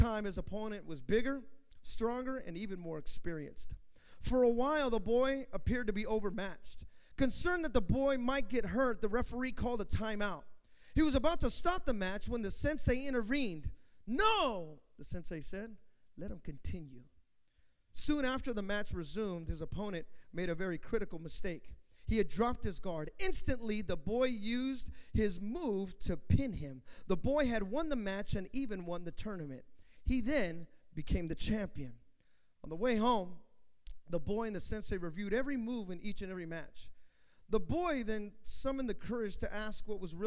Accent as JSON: {"language": "English", "town": "Hayward", "region": "California", "country": "United States", "tie": "born or raised there", "said": "I'm from Hayward, you know, California, United States"}